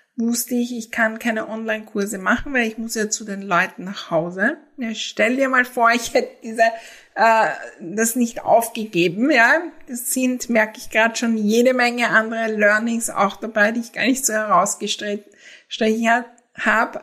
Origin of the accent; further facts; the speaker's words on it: Austria; für mich als Österreicherin